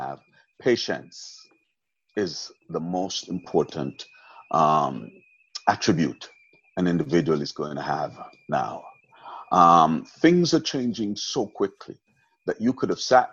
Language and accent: English; Jamaica; moved away; I was born in Jamaica, I was raised in Jamaica, spent most of my life out of Jamaica, but I'm still a Jamaican at heart.